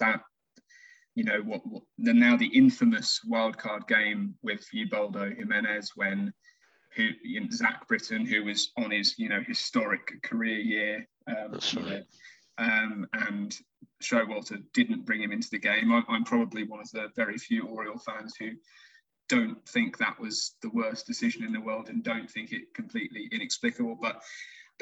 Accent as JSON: {"language": "English", "country": "United Kingdom", "said": "fellow British listeners"}